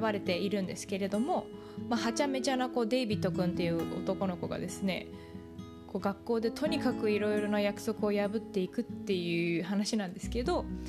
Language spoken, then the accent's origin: Japanese; Japan; moved away; 日本育ち